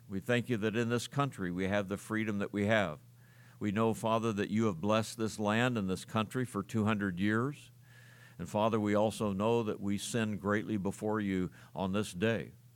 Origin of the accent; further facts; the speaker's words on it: United States; we as American citizens